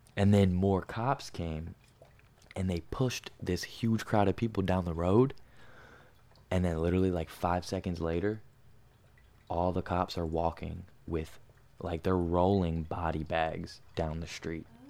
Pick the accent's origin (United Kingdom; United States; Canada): United States; New Jersey; Some kids I grew up with in Jersey